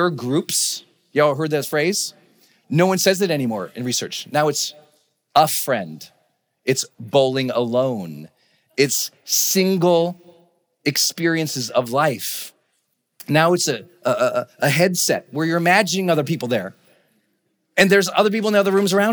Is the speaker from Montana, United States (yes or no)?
yes; Montana, United States; moved away as an adult; also born or lived in San Francisco, California; we're from Montana